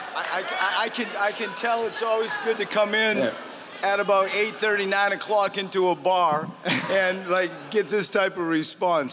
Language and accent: English; Maine, United States; I grew up in the woods. Like I grew up in Maine